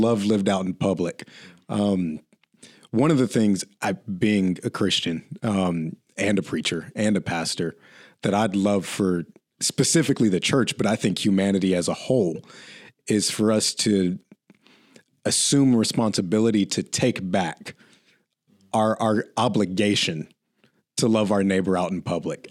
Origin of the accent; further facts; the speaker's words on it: Oklahoma, United States; I grew up in Oklahoma